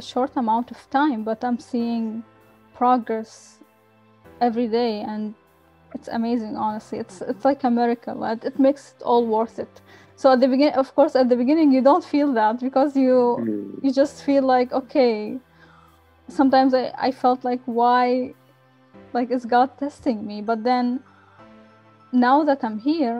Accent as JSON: {"language": "English", "country": "Qatar", "tie": "born or raised there", "said": "I grew up in Qatar"}